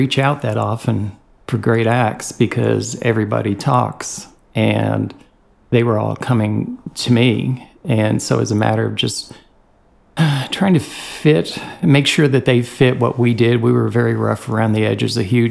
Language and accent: English; Long Island, New York, United States; moved away as an adult; also born or lived in Nashville, Tennessee; now in Chattanooga, United States; I'm from Long Island, New York originally.